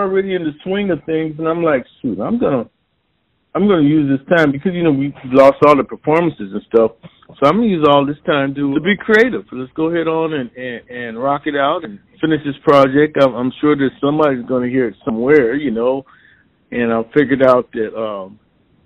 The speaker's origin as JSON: {"language": "English", "region": "California", "country": "United States", "tie": "born or raised there", "also_born_or_lived": "Kansas City, Missouri / San Diego, California / Bakersfield, California", "said": "We actually grew up from elementary school. We moved from Kansas City. My mom lived just out of there, and we ended up in California"}